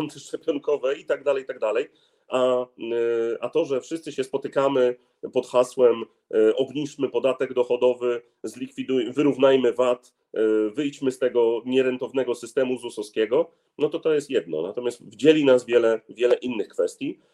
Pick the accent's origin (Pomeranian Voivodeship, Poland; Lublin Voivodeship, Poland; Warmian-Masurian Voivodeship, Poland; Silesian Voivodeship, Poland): Pomeranian Voivodeship, Poland; Gdynia; Ja jestem z Gdyni, jestem też posłem z Gdyni